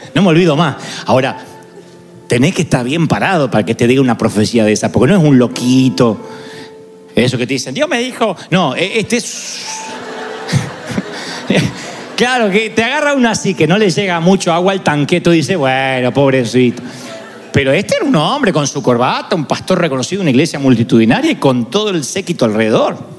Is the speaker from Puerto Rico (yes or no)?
no; Argentina; yo soy argentino